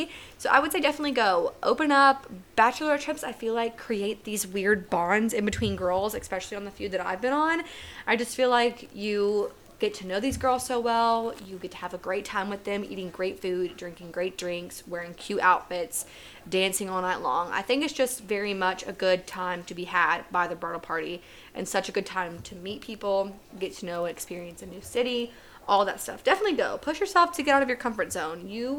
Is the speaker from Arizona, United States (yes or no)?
no; West Virginia, United States; I'm originally from West Virginia. That's very much a big personality trait of mine.